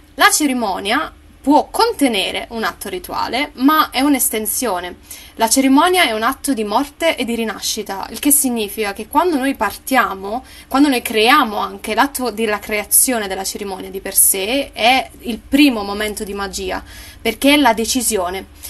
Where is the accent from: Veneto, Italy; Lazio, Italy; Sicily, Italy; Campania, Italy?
Campania, Italy; Naples; io sono napoletana